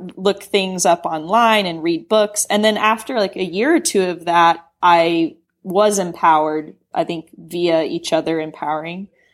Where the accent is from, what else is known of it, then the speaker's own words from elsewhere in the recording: Knoxville, Tennessee, United States; moved away as an adult; now in San Francisco, United States; I grew up in Knoxville, Tennessee